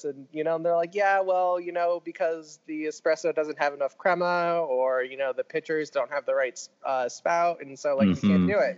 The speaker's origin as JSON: {"language": "English", "town": "New Port Richey", "region": "Florida", "country": "United States", "tie": "born or raised there", "said": "I grew up outside of Tampa in a very, very small suburb town called Newport Richey, Florida."}